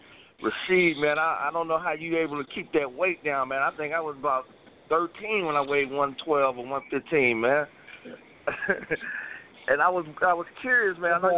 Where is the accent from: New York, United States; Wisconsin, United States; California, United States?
Wisconsin, United States; Milwaukee; I'm from the Midwest, too, man. I'm from Milwaukee, man.